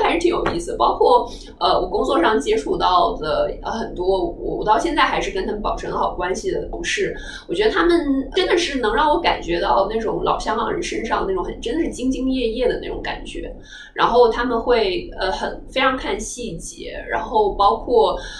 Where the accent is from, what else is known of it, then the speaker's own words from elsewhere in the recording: northern China, China; moved away as an adult; now in Hong Kong; 因为首先作为北方人，我会讲粤语嘛